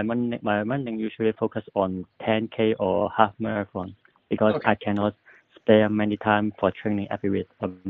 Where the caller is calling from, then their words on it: Hong Kong; from Hong Kong.